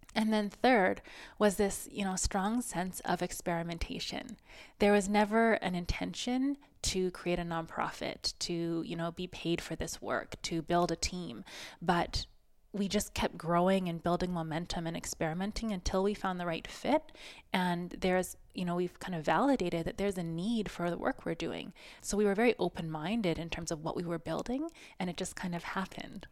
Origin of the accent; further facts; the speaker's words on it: Saskatoon, Saskatchewan, Canada; I grew up in Saskatoon, and I went to a bit of a nerd school